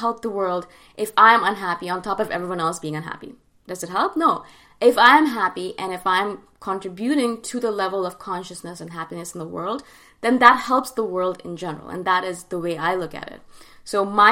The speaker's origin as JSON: {"language": "English", "country": "Canada", "tie": "born or raised there", "said": "instead of living and growing up in India, I grew up and lived in Canada"}